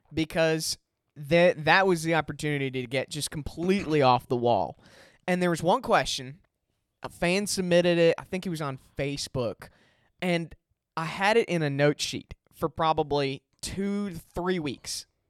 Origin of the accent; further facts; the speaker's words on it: Chicago, Illinois, United States; I grew up in Chicago